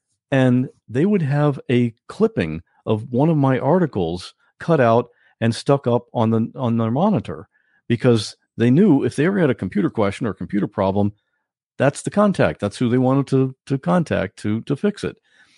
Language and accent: English; Ohio, United States; born there; also born or lived in Maine; now in Florida, United States; Well, I was born in Ohio. I from Ohio to Florida to Maine, now back to Florida.